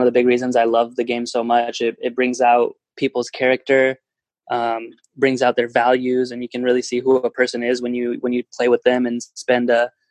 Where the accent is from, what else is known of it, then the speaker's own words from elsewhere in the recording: Fresno, California, United States; moved away as an adult; also born or lived in Bulgaria / Liverpool, United Kingdom; now in Sacramento, United States; growing up in Fresno